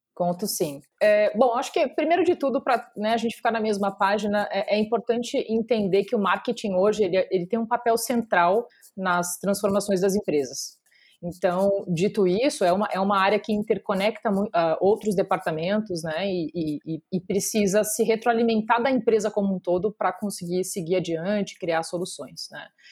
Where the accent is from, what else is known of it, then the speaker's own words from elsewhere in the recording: Porto Alegre, Rio Grande do Sul, Brazil; moved away as an adult; now in São Paulo, Brazil; eu sou natural de Porto Alegre